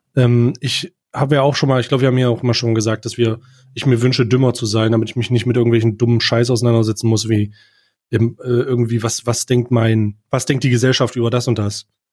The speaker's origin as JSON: {"language": "German", "country": "Germany", "said": "als Deutscher"}